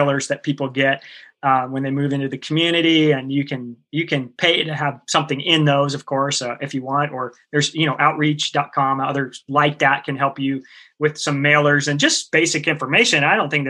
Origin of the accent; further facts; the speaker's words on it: the Northwest, Pacific Northwest, United States; I grew up here in the Northwest, and we didn't have air conditioning in our car